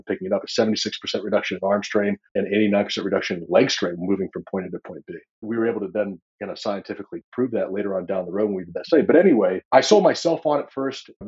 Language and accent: English; Vermont, United States; I grew up in the woods of Vermont